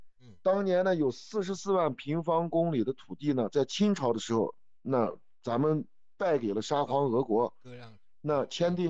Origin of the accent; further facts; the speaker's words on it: Xinjiang, China; 我是新疆人